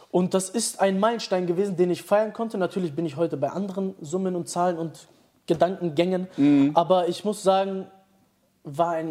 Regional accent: Dortmund, North Rhine-Westphalia, Germany; ich komme aus Dortmund, da gibt es viele Leute, die immer dieses schnell denken haben

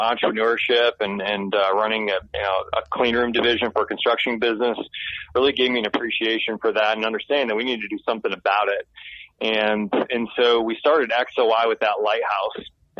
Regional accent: Michigan, United States; now in Nashville, United States; So I'm actually from Michigan.

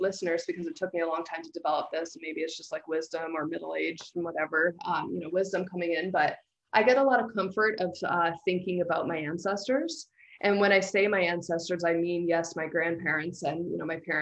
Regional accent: London, Ontario, Canada; moved away as an adult; also born or lived in Toronto; I had the great misfortune of growing up in London, Ontario.

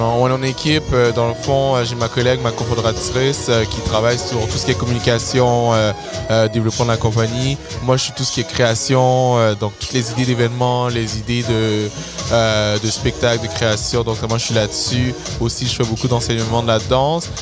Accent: Montreal, Quebec, Canada; j'ai grandi à Saint-Michel

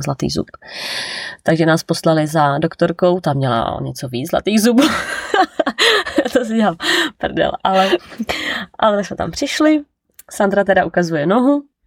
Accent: Czechia; moved away as an adult; also born or lived in New Zealand

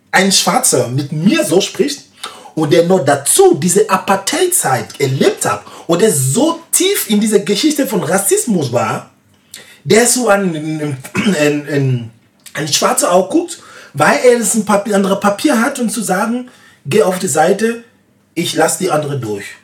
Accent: West, Côte d’Ivoire; In meinem Land, ich komme eigentlich aus dem Westen.

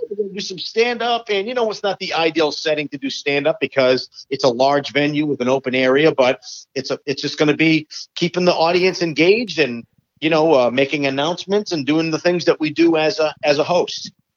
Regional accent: Attleboro, Massachusetts, United States; I grew up in Attleboro

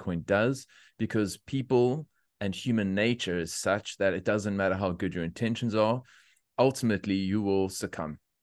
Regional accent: South Africa; moved away as an adult; now in Australia; I'm a South African, came here, uh, it's almost five and a half years now

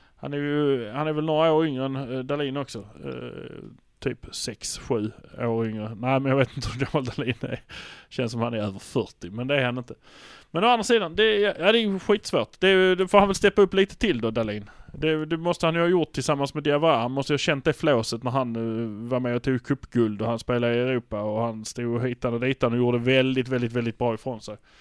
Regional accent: Malmö, Skåne, Sweden; Vi är från Malmö

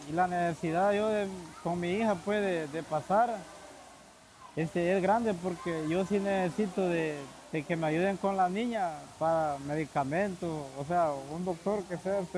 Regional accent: Honduras; moved away as an adult; Bueno, yo salí de Honduras hace dos meses. La decisión mía, más que todo, salir de mi país es por la por la salud de mi niña

